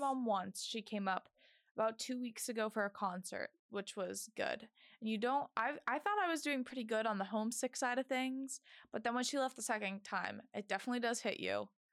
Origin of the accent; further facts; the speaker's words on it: Orlando, Florida, United States; moved away as an adult; now in Boston, United States; I'm from Orlando, Florida, but my family is originally from Boston